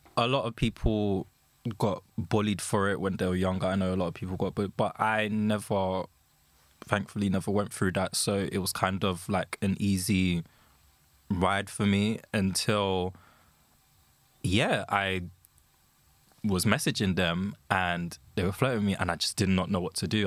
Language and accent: English; London, United Kingdom; I'm from London